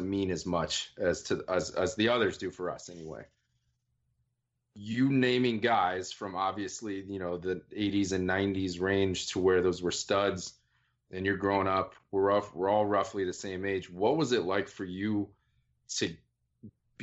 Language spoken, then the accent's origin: English; Northern Virginia, United States; now in Tempe, United States; we grew up in Northern Virginia together